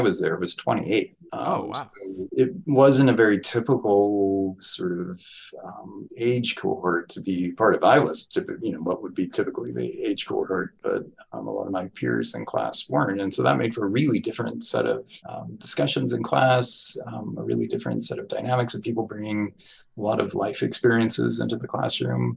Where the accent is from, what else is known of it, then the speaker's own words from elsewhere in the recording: New Mexico, United States; moved away; growing up in New Mexico